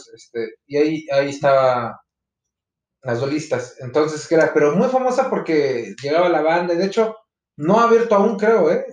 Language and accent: Spanish; Veracruz, Mexico; now in Mexico City, Mexico; famoso en mi tierra ahí en Veracruz